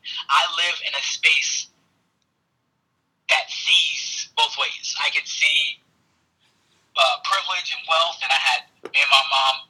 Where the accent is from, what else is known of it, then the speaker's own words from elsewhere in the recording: New York City, New York, United States; I'm from Brooklyn. I'm from a bad neighborhood in Brooklyn